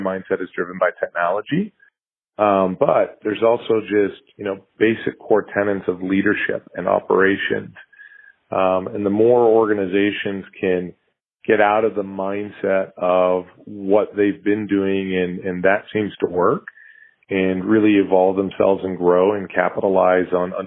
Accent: United States; as an American

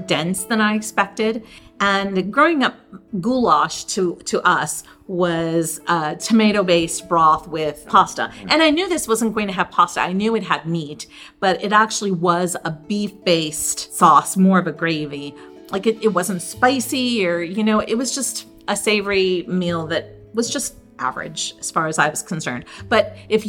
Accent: Cheektowaga, New York, United States; Growing up in Cheektowaga, which is a Polish suburb of Buffalo, New York

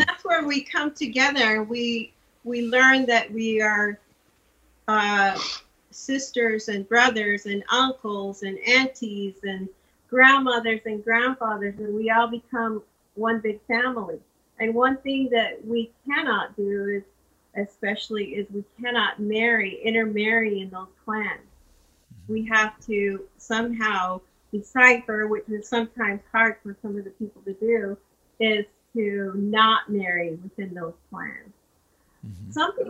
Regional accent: United States; The Ya'ani are my grandfathers. Puditini are my grandmothers. And this is what makes me a Navajo, a Diné.

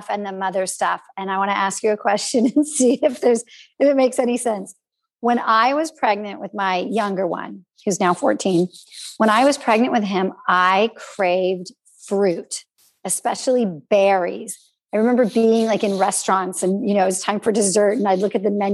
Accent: California, United States; also born or lived in Austria; we're from California.

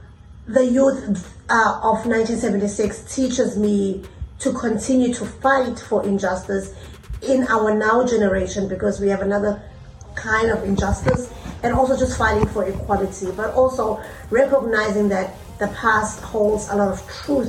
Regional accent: South Africa; now in United States; as the South African people

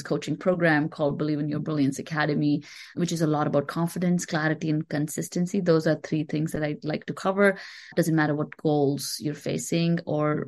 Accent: India; moved away as an adult; now in United States; I moved to the US about 11 years ago. I grew up in India.

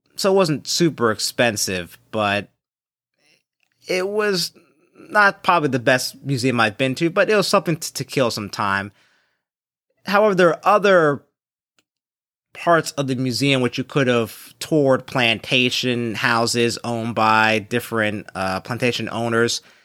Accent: Philadelphia, Pennsylvania, United States; also born or lived in Saint Louis; the African-American community, uh, that I was born and raised with in Philadelphia

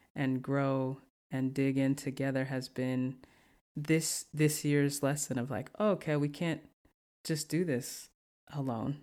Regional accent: the South, United States; I'm from the South

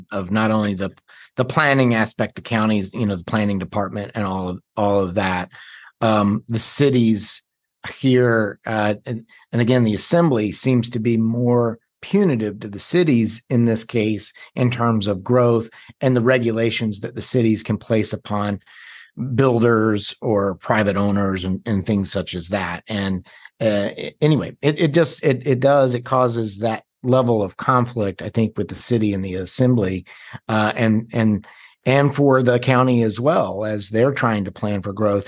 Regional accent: North Carolina, United States; also born or lived in Washington, D.C.; I'm from North Carolina. I went to D C for about five years, and then I moved back in ninety-nine

